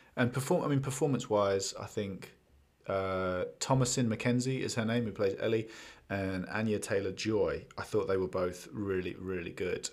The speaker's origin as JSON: {"language": "English", "region": "England", "country": "United Kingdom", "said": "being English and having seen London"}